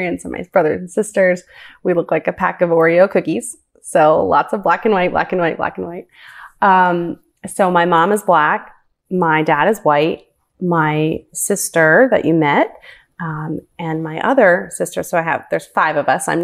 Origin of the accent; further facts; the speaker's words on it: Ravenna, Ohio, United States; also born or lived in Cuyahoga Falls, Ohio; the town that I grew up in until I was around 11 was called Ravenna, which is very close to Kent State College